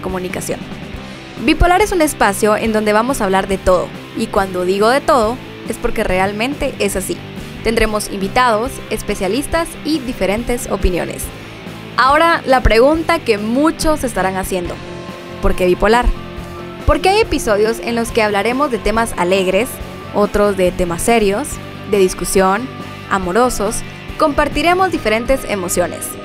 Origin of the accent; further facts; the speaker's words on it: Guatemala; soy guatemalteca, periodista, locutora